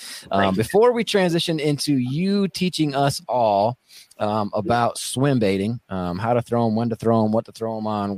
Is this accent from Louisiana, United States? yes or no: no; Wisconsin, United States; we're from Wisconsin